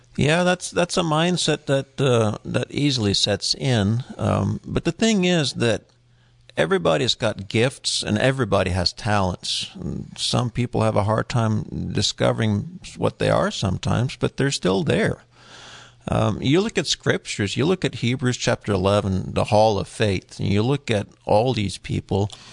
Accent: Norway; moved away; I was born in Norway

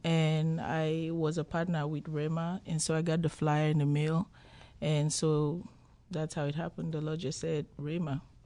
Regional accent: Cameroon; also born or lived in Minnesota; now in United States; I'm originally from Cameroon, West Africa

